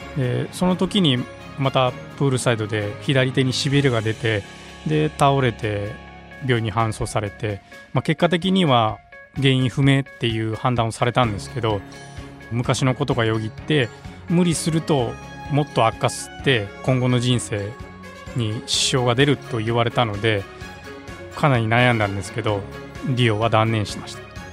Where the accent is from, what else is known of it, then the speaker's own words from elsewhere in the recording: Kyoto, Japan; 地元の京都の大学